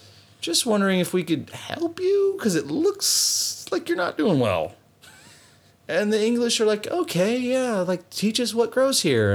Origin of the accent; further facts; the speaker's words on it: Louisiana, United States; See, I'm Cajun. I've been around. I know what to eat and what not to eat.